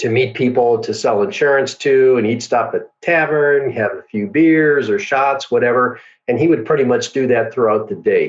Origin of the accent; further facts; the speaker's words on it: Milwaukee, Wisconsin, United States; I grew up in Milwaukee, Wisconsin. That's where I was born and raised.